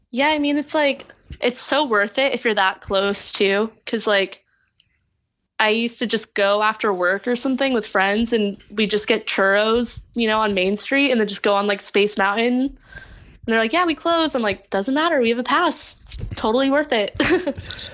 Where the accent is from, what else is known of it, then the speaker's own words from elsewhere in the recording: Orange County, California, United States; moved away as an adult; now in Los Angeles, United States; I'm from Orange County, like, my family lives down there in, like, Dana Point area